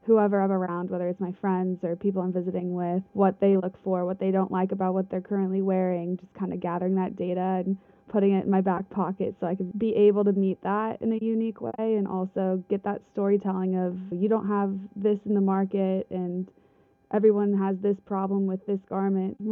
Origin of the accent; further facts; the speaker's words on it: Midwest, United States; growing up in the Midwest who always dreamed of going to Parsons